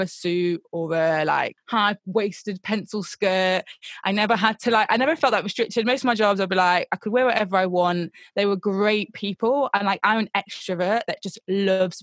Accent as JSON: {"language": "English", "town": "Nottingham", "region": "East Midlands", "country": "United Kingdom", "moved": "yes", "lives_now": "London, United Kingdom", "said": "I'm not from London originally, I'm originally from Nottingham."}